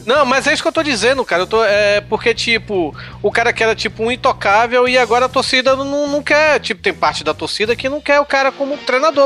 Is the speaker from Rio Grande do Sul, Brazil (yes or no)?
no; Bahia, Brazil; now in Fortaleza, Brazil; eu sou baiano